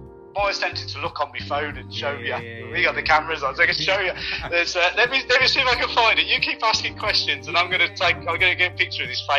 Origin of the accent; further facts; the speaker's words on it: Birmingham, West Midlands, United Kingdom; accent: Brummie; now in Oxfordshire, United Kingdom; Not a native, as you can probably tell from my tone. I'm a Brummie by nature, kept that with me. So I'm a Brummie.